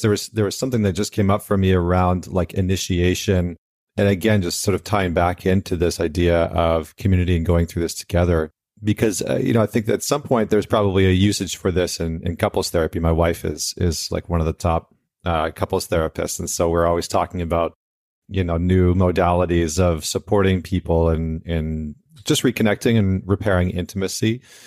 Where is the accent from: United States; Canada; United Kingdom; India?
Canada; I'm Canadian